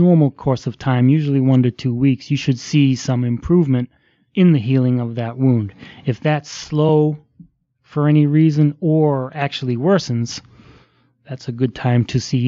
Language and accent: English; Boston, Massachusetts, United States; moved away; I'm from the Boston area, grew up in the suburbs